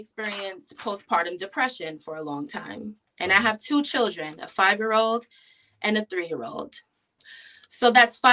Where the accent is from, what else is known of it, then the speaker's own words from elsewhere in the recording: New York City, New York, United States; I was born and raised in New York City. I grew up in Queens, New York